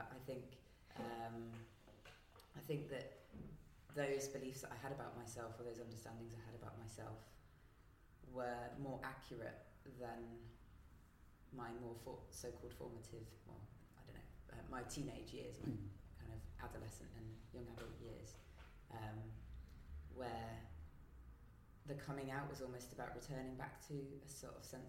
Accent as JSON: {"language": "English", "region": "West Midlands", "country": "United Kingdom", "tie": "born or raised there", "said": "I grew up in the West Midlands, mostly with a Catholic, Roman Catholic upbringing"}